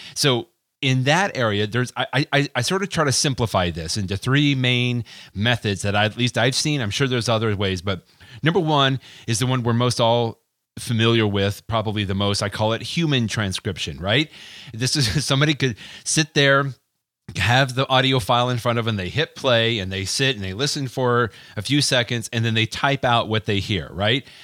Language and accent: English; Texas, United States; accent: Texas; my Texas accent